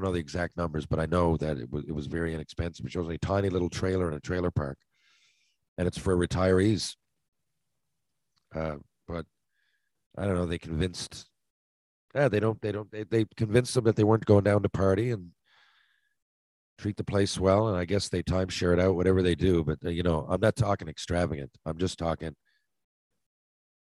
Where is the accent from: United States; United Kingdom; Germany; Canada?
Canada; St. John's, Newfoundland and Labrador; I'm from is 250,000 people, you know. It's not, St. John's doesn't fit the stereotype